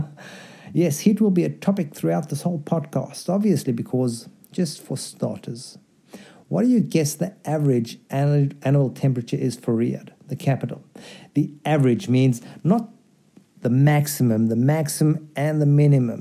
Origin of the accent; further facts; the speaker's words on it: South Africa; moved away; also born or lived in Delhi / Mexico; I grew up in South Africa